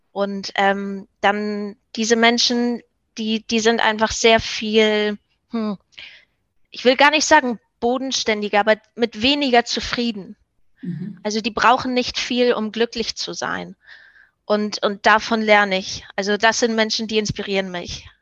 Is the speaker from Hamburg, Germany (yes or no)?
yes; Hamburg, Germany; moved away as an adult; now in Denmark; Ich, ich komme aus Hamburg, aber ich bin derzeit in Dänemark